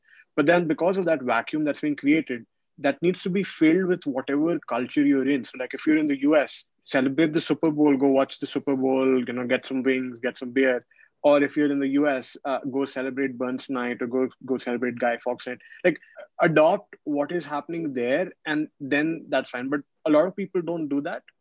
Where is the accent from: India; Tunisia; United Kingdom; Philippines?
India; first language Hindi; English is a second language; moved away as an adult; also born or lived in New York; growing up in India, we study English from the day we're born